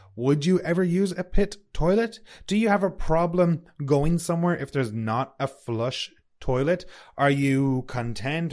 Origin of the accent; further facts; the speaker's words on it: Sligo, Connacht, Ireland; moved away as an adult; also born or lived in Toronto, Canada; now in Kelowna, Canada; I'm from a small town called Sligo. And when I was a kid, Sligo was not a very diverse town